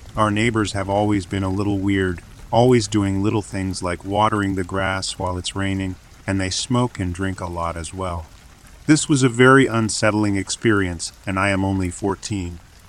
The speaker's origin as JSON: {"language": "English", "region": "Arizona", "country": "United States", "tie": "born or raised there", "said": "I grew up in Arizona in a relatively safe city."}